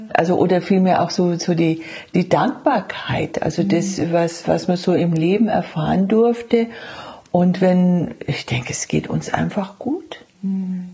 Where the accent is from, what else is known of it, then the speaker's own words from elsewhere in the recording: Franconia, Bavaria, Germany; moved away; die andere Schwester ist noch da in meiner Heimat in Franken